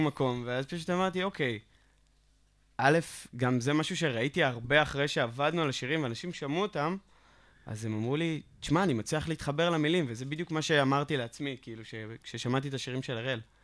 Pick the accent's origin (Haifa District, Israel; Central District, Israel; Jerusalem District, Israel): Central District, Israel; Hod HaSharon; אני לא מגיע מרחובות, אני תכלס מגיע מהוד השרון